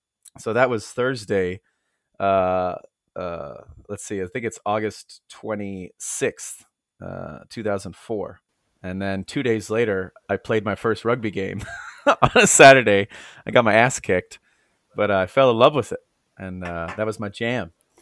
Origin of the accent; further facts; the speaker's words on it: United States; But I am American. I'm from the United States of America. I've lived in 11 U.S. cities.